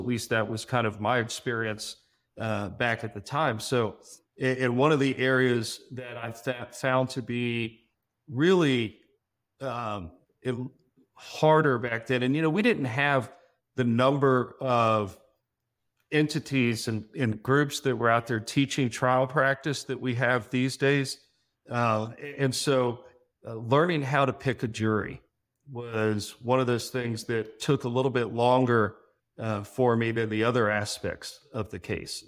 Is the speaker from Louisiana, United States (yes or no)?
no; Miami, Florida, United States; I was actually born and raised in Miami. I'm a native Floridian